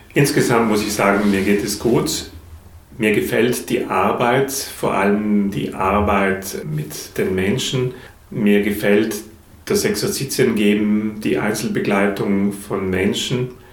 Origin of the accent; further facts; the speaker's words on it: South Tyrol, Trentino-Alto Adige, Italy; moved away as an adult; now in Dresden, Germany; Ich komme ursprünglich aus Südtirol, bin ein sehr naturverbundener Mensch, von Kindheit